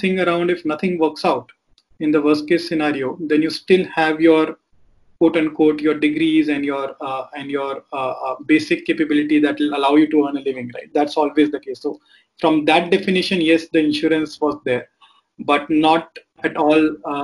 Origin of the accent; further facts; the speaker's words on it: Delhi, India; growing up in Delhi